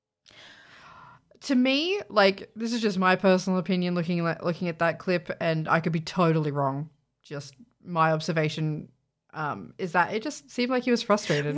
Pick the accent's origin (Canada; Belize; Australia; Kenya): Australia; we're Australian, so we say Z.